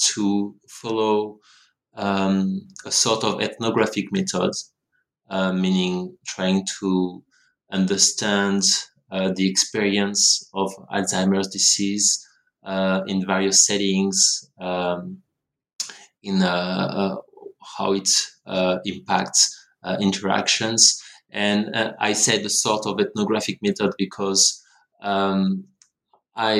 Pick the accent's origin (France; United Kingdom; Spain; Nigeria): France; moved away as an adult; also born or lived in Montreal, Canada; now in Australia; I grew up in France, where I did my studies in sociology